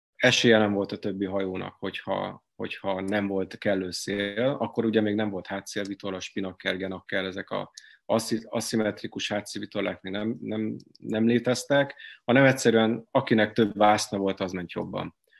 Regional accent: Hungary; Én itt nőttem fel

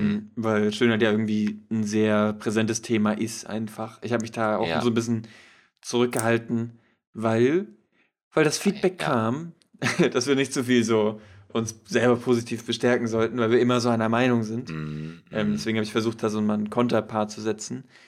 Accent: Schleswig-Holstein, Germany; wir kommen aus Schleswig-Holstein

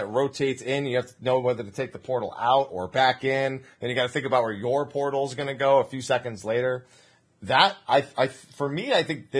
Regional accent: United States; I'm the only one from America

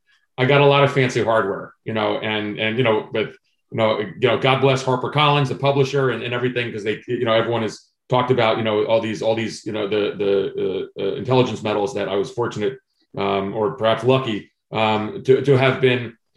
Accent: Vienna, Virginia, United States; at the first book event I did in my hometown in Vienna, Virginia

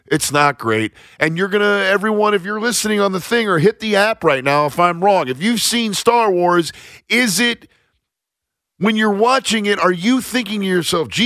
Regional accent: Nebraska, United States; I grew up in Nebraska.

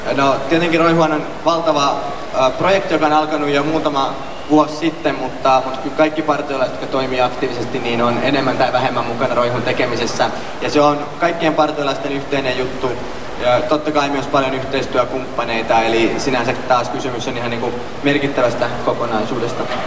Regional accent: Finland; mä olen Suomesta

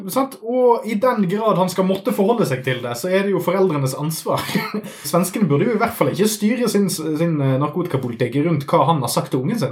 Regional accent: Smøla, Møre og Romsdal, Norway; hjembygden min, Smøla

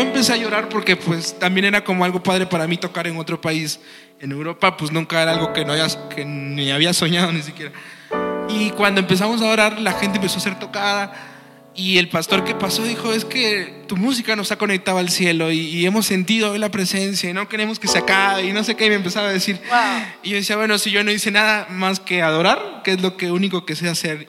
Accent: Tabasco, Mexico; moved away; also born or lived in Mexico City; yo soy de Tabasco, Hidalgo, Tabasco

